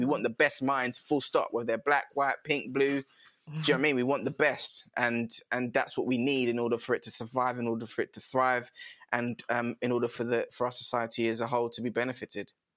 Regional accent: London, United Kingdom; also born or lived in Croydon; now in Kent, United Kingdom; I was originally based sort of Brixton Tulse Hill area.

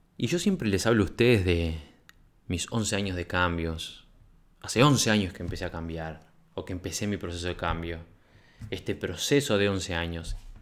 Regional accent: Uruguay; venía de Uruguay

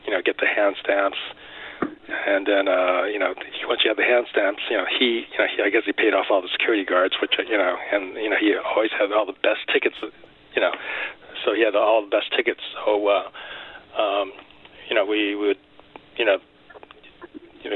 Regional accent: Los Angeles, California, United States; I was born in L.A., so American-born Chinese. So yeah, I'm one of the few that actually born and lived in L.A.

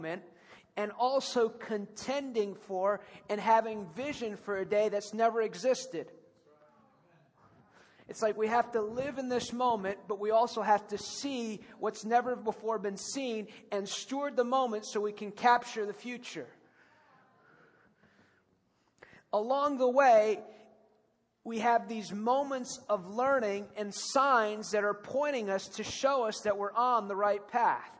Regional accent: United States; I'm the American

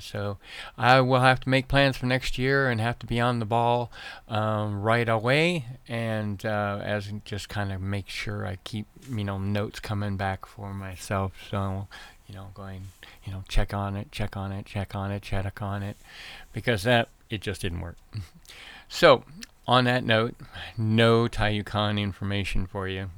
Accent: Nova Scotia, Canada; now in Arizona, United States; I was raised in Nova Scotia, Canada

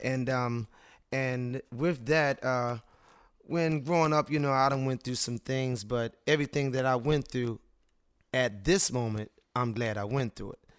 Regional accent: Cambridge, Maryland, United States; I'm a gentleman that was born and raised in Cambridge, Maryland.

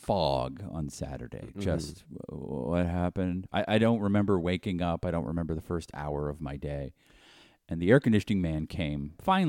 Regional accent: East Coast, United States; They seem to happen all the time where I grew up in the East Coast.

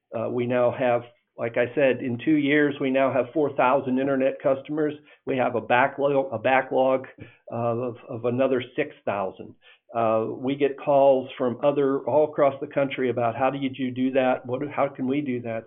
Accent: Indiana, United States; now in Texas, United States; I grew up in Indiana, uh, and uh, I had uh, we had a farm in northern Indiana

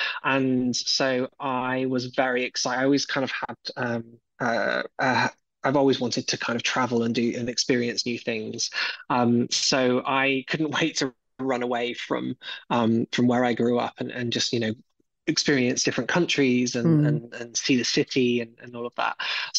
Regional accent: South West England, United Kingdom; I grew up in a wonderful part of the world in Southwest England. You can probably tell from my accent, which is an incredibly rich place for artisanal food.

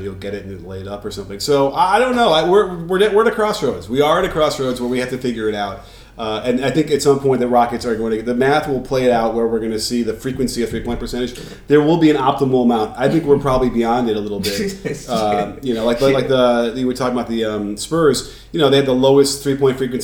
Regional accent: Chicago, Illinois, United States; I come from Chicago. You know, we come from Chicago, so it's like I'm nearby

